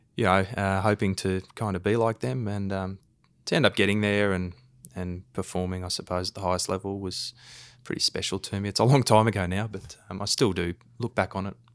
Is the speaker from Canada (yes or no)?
no; Queensland, Australia; I grew up in Queensland